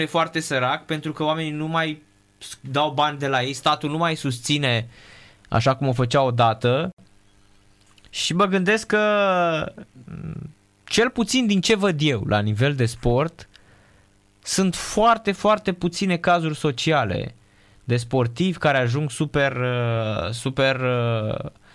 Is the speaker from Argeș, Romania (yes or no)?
no; Craiova, Dolj, Romania; now in Bucharest, Romania; eu vin din Craiova